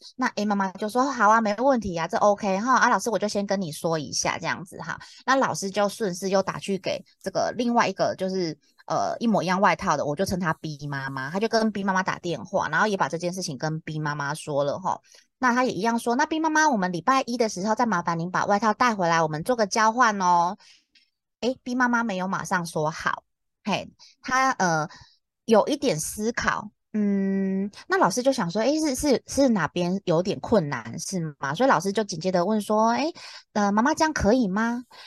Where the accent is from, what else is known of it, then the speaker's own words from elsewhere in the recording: Taiwan; accent: Taiwanese Mandarin; 不是我台湾国语